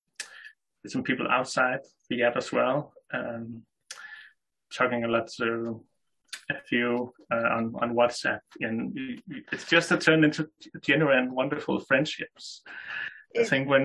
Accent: Denmark; I'm 30 years old from Denmark.

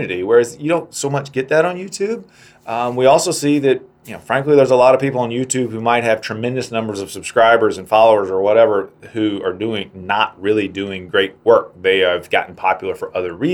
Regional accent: South Carolina, United States; moved away; I'm from South Carolina, and the sewing industry down there used to be knitted wear

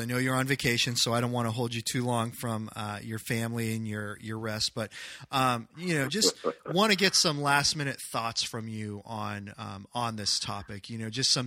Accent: United States; I live in America, that I was born in America.

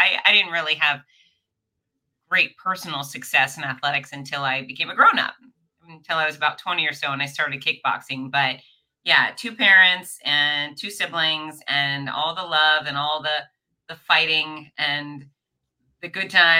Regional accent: Fort Lauderdale, Florida, United States; now in Gainesville, United States; Born and raised in Fort Lauderdale, Florida

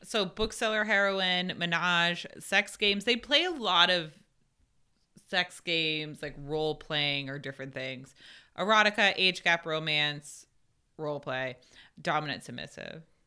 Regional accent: New Hampshire, United States; I grew up in New Hampshire

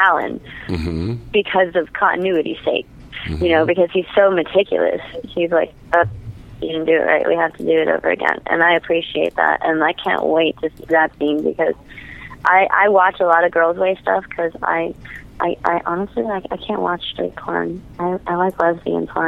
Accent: New Orleans, Louisiana, United States; I'm from New Orleans

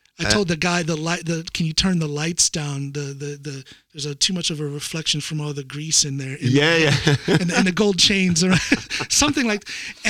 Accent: United States; now in Norway; an American living in Norway

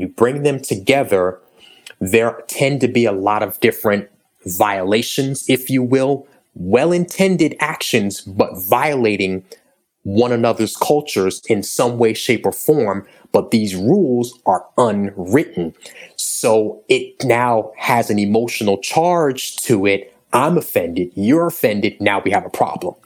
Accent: New York, United States; I grew up in New York

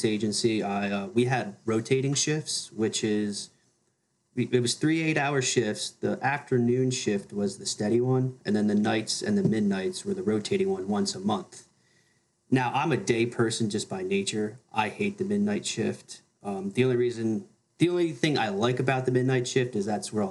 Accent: New Jersey, United States; growing up in New Jersey, people just go to like their CCD class after church on Sundays

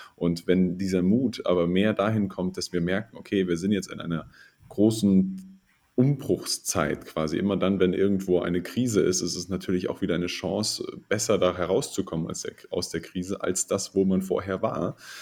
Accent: Bavaria, Germany; bei uns in Bayern

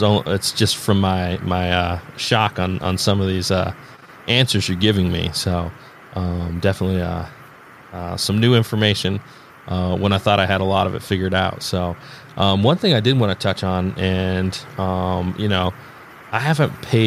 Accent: Indiana, United States; I'm from Indiana

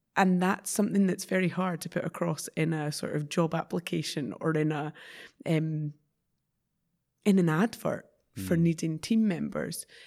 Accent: Scotland, United Kingdom

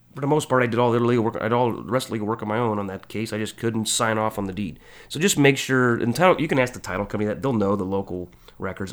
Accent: Illinois, United States; moved away as an adult; now in Kansas City, United States; I'm from Illinois

